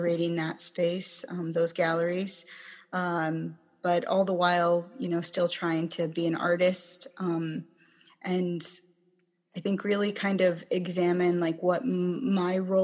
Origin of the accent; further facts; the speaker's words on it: Kenai, Alaska, United States; also born or lived in Chickaloon Village, Alaska / Anchorage, Alaska; I grew up on the Kenai